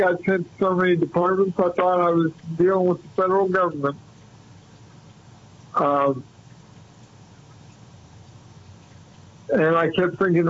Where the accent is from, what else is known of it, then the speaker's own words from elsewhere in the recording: Muncie, Indiana, United States; now in San Diego, United States; When I was growing up in Muncie, Indiana